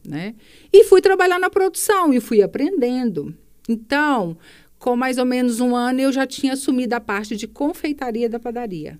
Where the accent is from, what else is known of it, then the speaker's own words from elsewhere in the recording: Sete Lagoas, Minas Gerais, Brazil; eu nasci em Pará de Minas, uhum. né, uma cidade muito próxima aqui, uhum. mas mudei para cá, eu tinha 13 anos